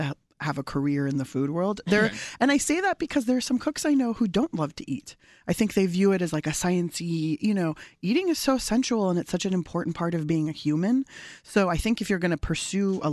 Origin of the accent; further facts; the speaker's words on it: San Diego, California, United States; my family's from Iran. I was born in San Diego